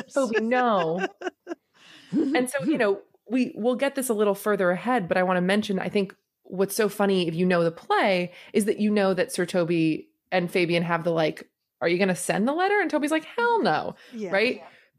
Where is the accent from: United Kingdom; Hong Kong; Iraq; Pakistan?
United Kingdom; We're brawlers. We're, you know, we're British. We fight each other.